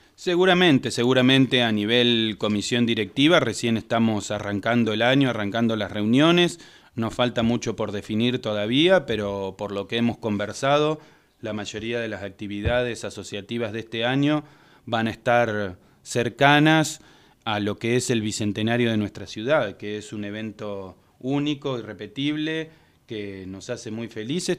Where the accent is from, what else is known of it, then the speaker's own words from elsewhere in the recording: Tandil, Buenos Aires Province, Argentina; Somos tandilenses y somos ítalo-argentinos